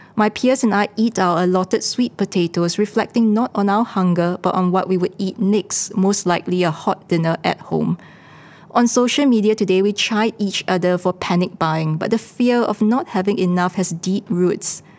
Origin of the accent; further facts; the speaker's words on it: Singapore; as Singaporeans